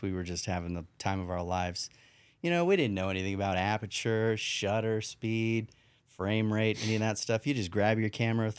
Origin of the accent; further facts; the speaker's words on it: Salt Lake City, Utah, United States; born there; also born or lived in Rancho Cucamonga, California; So, born in Utah.